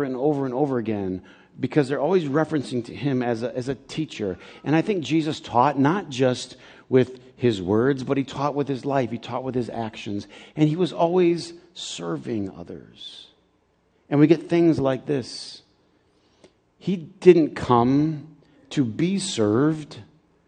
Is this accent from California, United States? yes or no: no; Flint, Michigan, United States; also born or lived in Cordele, Georgia; I grew up in Flint, but I was born in Georgia.